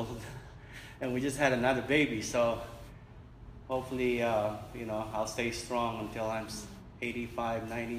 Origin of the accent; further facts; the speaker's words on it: Manila, Metro Manila, Philippines; I was born in Manila, in the Philippines, in the Pacific